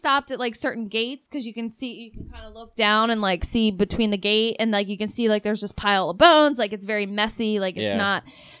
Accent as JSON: {"language": "English", "region": "Delaware", "country": "United States", "said": "I was from Delaware"}